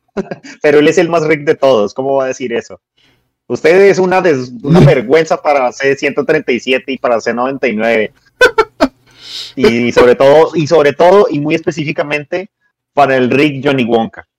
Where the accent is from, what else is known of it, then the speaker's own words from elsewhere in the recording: Colombia; nosotros que somos colombianos